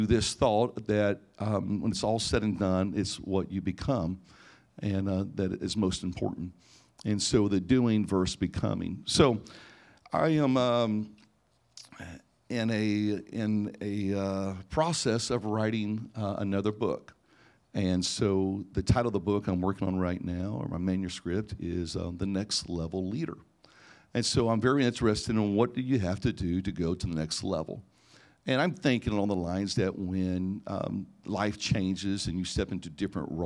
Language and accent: English; Indiana, United States; also born or lived in Niles, Michigan; growing up in Indiana, and a little farm town, actually, a town of about 2,000 people. And that was from the age of 12 on